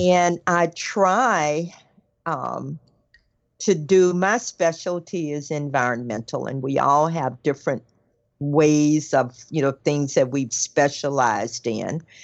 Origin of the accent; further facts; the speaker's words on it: the South, United States; I'm from the South